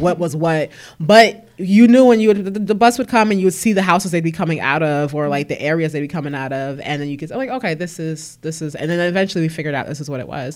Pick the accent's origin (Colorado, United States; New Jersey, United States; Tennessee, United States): New Jersey, United States; Newark; also born or lived in Orange, New Jersey; I was born at Saint Michael's Hospital in Newark. Um, I grew up in the South Ward of Newark, uh, Lehigh Avenue